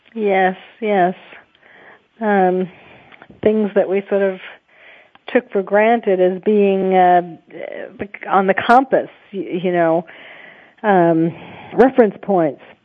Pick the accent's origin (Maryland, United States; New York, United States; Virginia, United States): New York, United States; New York City; I was born and raised in New York, so I feel that it's still my city too.